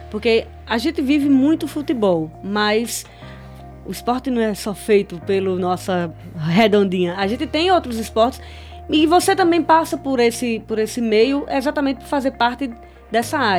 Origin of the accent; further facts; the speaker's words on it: Salgueiro, Pernambuco, Brazil; dizer que eu não sou de Afogados, não, sou de Salgueiro, viu, meu gente?